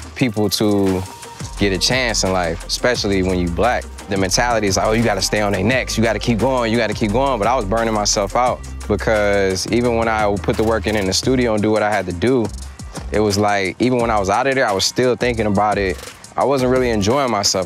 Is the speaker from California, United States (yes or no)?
no; Detroit, Michigan, United States; I'm from Detroit